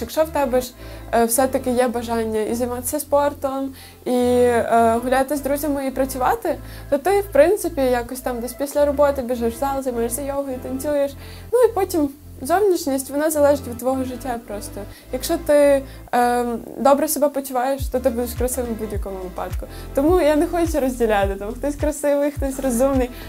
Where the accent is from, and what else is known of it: Ukraine